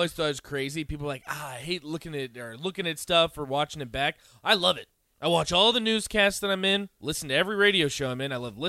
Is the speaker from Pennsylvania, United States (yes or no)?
no; South Chesterfield, Virginia, United States; I'm from South Chesterfield.